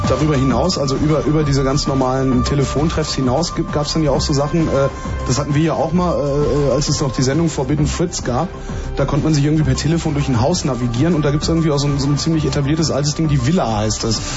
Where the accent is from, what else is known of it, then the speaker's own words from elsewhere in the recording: Cologne, North Rhine-Westphalia, Germany; ich komme ja aus Köln